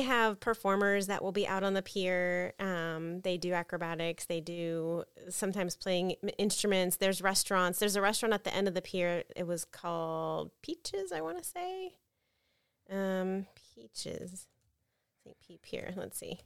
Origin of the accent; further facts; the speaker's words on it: New Port Richey, Florida, United States; I grew up in Newport Richey